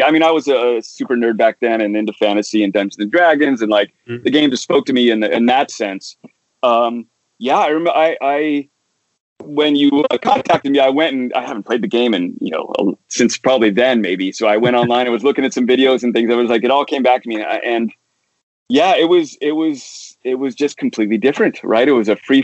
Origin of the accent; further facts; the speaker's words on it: Bellevue, Washington, United States; now in Bay Area, United States; I grew up in those years in middle school and high school in Bellevue, Washington